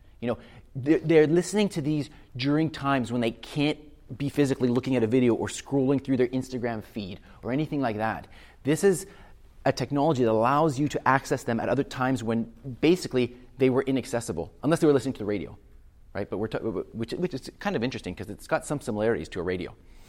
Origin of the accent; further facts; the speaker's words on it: Canada; I'm from Canada